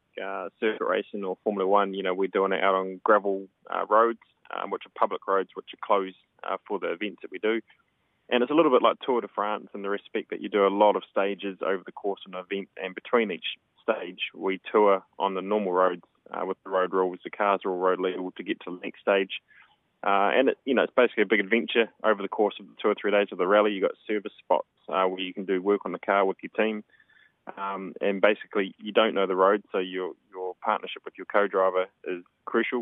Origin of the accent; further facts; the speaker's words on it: Geraldine, Canterbury, New Zealand; we started the Shop Geraldine campaign, which was my hometown